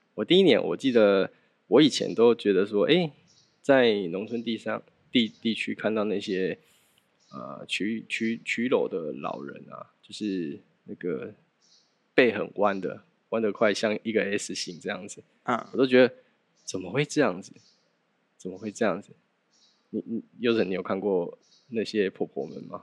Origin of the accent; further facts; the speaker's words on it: Xigang, Tainan, Taiwan; 我是从小在西港长大的